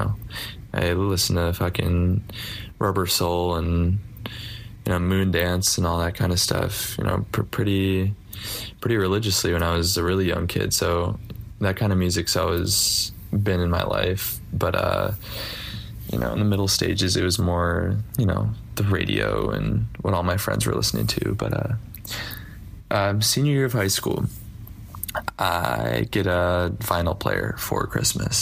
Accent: Tualatin, Oregon, United States; moved away as an adult; now in Israel; I'm from Tualatin, Oregon

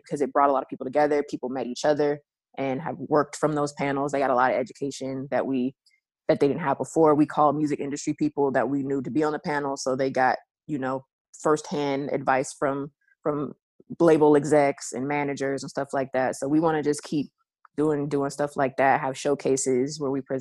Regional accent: San Francisco, California, United States; Born and raised in San Francisco

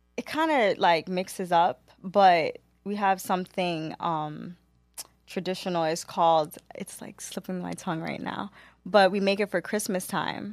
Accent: New York City, New York, United States; born and raised in Queens, New York

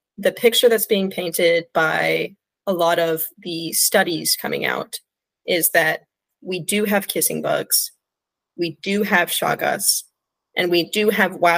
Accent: California, United States; moved away; I'm originally from California.

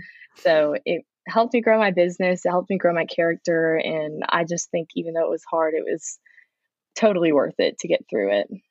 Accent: Frisco, Texas, United States; moved away as an adult; also born or lived in Plano, Texas; I'm from Frisco, Texas. It's kind of in the Dallas area. Um, I was born in Plano, which, but I've always just been in the Dallas suburb area.

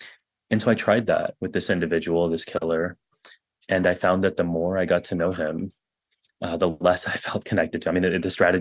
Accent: Texas, United States; I grew up in Texas

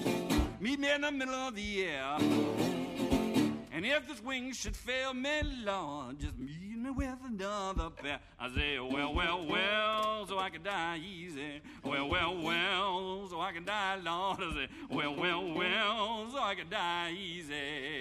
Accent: Hawaii, United States; also born or lived in West Point, New York; I was born in West Point, New York. Actually, going back up there to a couple football games with my dad. He's still involved there. He's a West Pointer. And then we moved to Hawaii when I was two.

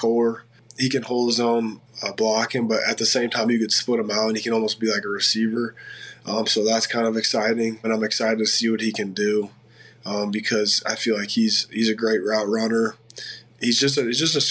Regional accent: Cedar Falls, Iowa, United States; moved away as an adult; now in Detroit, United States; I grew up a UNI Panther fan, which is just right there in Cedar Falls, my hometown.

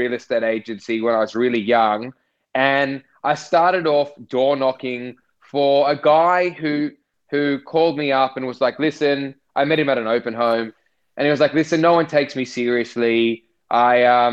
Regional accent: Sydney, New South Wales, Australia; I grew up in the North Shore in St. Ives

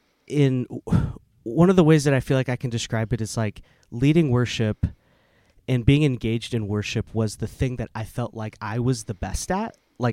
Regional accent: Oklahoma City, Oklahoma, United States; I was raised Southern Baptist in Oklahoma City. And so very, like, very deep, deep roots in those spaces.

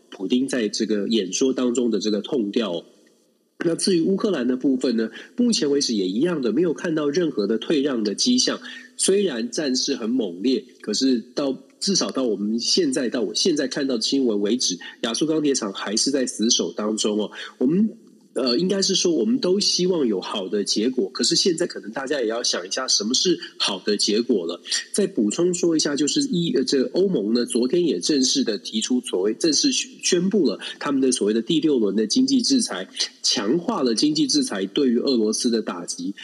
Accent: Taiwan; 都是同一个地方，都是在台湾长大的

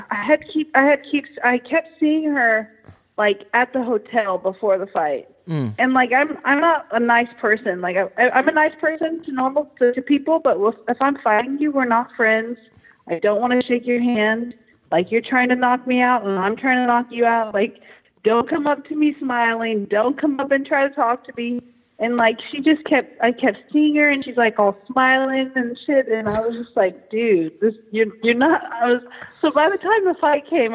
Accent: Stockton, California, United States; also born or lived in Miami, Florida; I grew up in Stockton, California. And lived here my whole life

